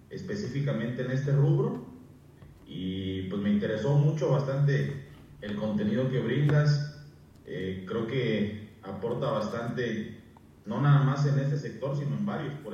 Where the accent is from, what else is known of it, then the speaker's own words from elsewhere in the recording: State of Mexico, Mexico; Eh, soy del Estado de México. Soy ingeniero en robótica industrial